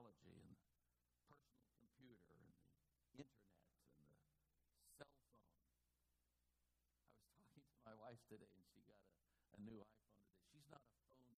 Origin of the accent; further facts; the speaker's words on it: Oakland, California, United States; I grew up in Oakland in the 50s